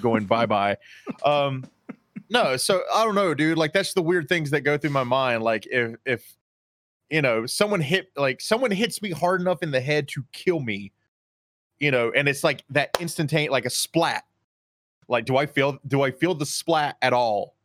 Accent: Charlotte, North Carolina, United States; I grew up in Charlotte

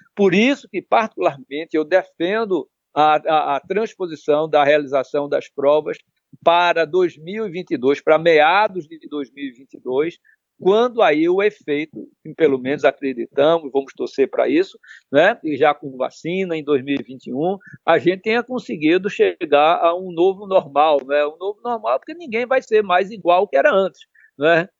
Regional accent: Pernambuco, Brazil; como pernambucano

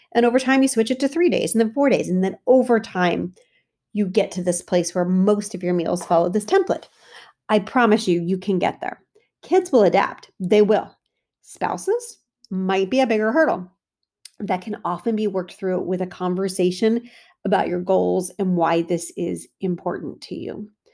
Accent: United States; As an American Italian, I grew up with super heavy pasta dishes

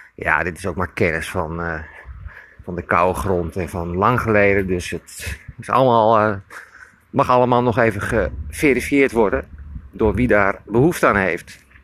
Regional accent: Emmeloord, Flevoland, Netherlands; ik loop in mijn geboorteplaats Emmeloord

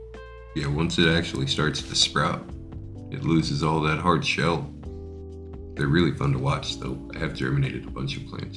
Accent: United States; I'm an American

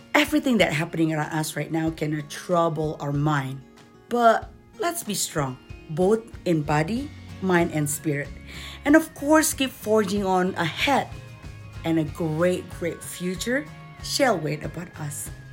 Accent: Jakarta, Indonesia; English is a second language; moved away as an adult; also born or lived in Doha, Qatar; now in Denver, United States; I was born in Indonesia and I did a lot of my growing up in the capital city of Jakarta

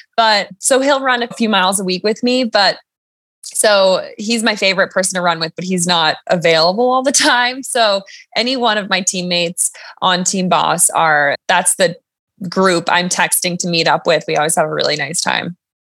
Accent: Crested Butte, Colorado, United States; also born or lived in Boulder, Colorado; I live and train in Colorado, born and raised

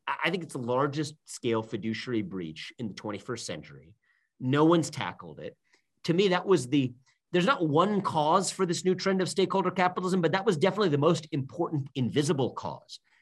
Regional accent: Cincinnati, Ohio, United States; moved away as an adult; also born or lived in Northeast US; I was born and raised in Cincinnati, Ohio

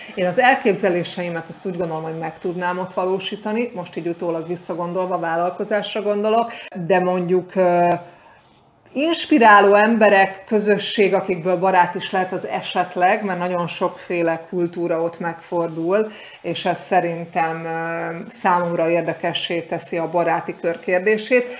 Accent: Hungary; moved away as an adult; now in Canary Islands, Spain; mi magyarként

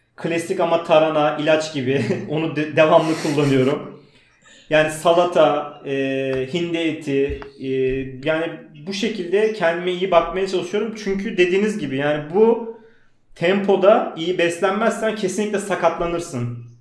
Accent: Istanbul, Turkey; also born or lived in Uzunköprü, Edirne; İstanbul Bakırköy'de doğdum. Ee, aslen Makedon göçmeniyim. Ee, İstanbul'da okudum.

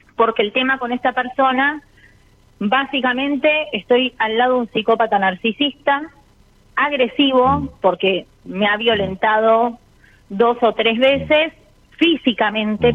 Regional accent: Avellaneda, Buenos Aires Province, Argentina; De Avellaneda, Buenos Aires.

